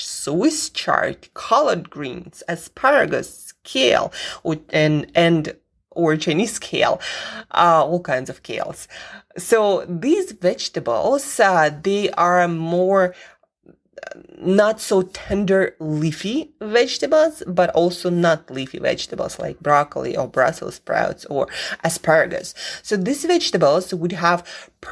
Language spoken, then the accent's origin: English; Siberia, Russia; moved away; I grew up in Siberia where I did not see any of those vegetables